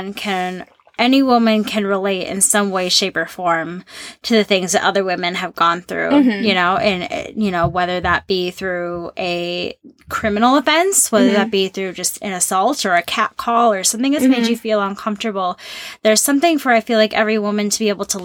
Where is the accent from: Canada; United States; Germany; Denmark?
United States; St. Paul, Minnesota; moved away; I'm from Minnesota. I'm from St. Paul. And love my hometown